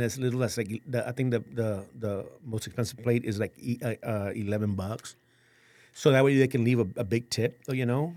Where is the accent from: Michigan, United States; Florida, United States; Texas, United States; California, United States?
Texas, United States; San Antonio; born and raised in San Antonio